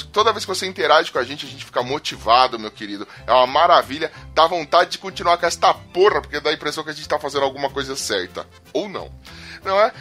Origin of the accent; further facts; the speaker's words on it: São Paulo, Brazil; eu ainda sou de Itaquera